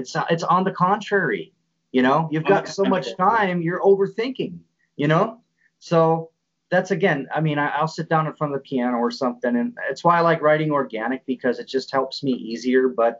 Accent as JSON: {"language": "English", "region": "Midwest", "country": "United States", "said": "Midwestern people, I mean, again, I'm from the Midwest."}